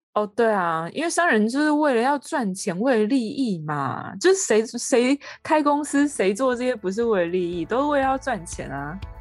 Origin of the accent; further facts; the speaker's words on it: Taiwan; 身为台湾人